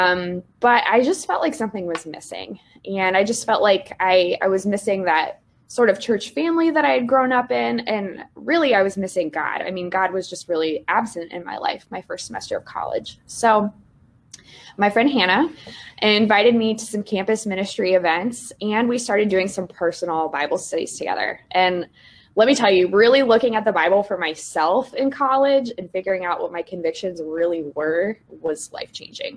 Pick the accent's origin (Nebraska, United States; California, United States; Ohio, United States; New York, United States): Ohio, United States; Cincinnati; moved away as an adult; also born or lived in Indiana; now in West Lafayette, United States; I'm originally from Cincinnati, Ohio, and I grew up going to a Methodist church, actually, from preschool through high school